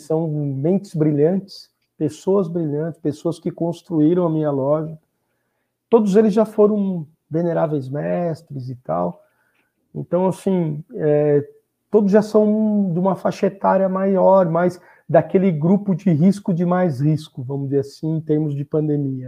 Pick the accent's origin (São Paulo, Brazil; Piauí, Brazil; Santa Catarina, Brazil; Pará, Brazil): São Paulo, Brazil; Sorocaba; moved away; also born or lived in Rio de Janeiro; eu sou nativo sorocabano, nasci aqui em Sorocaba